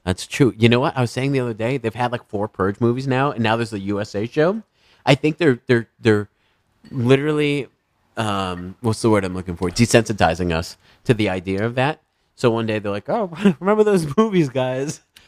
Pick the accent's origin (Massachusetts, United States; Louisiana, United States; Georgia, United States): Massachusetts, United States; South Shore; now in Los Angeles, United States; I'm from the South Shore, Massachusetts.